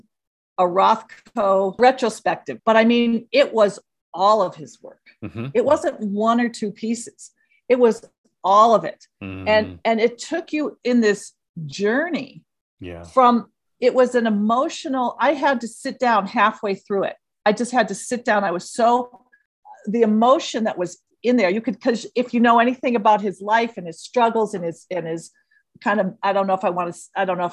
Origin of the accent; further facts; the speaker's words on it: Northbrook, Illinois, United States; Growing up in Chicago, grew up in Northbrook